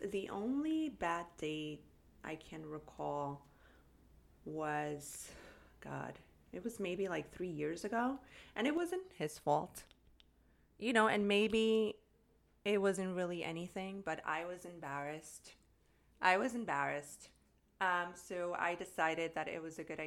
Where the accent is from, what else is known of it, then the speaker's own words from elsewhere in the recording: New York City, New York, United States; I'm a New Yorker